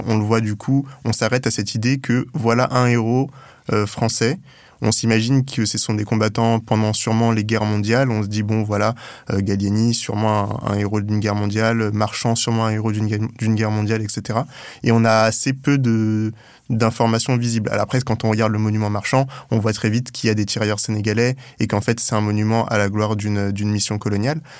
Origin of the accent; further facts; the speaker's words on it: Europe, Île-de-France, France; also born or lived in Gennevilliers; j'ai grandi en Europe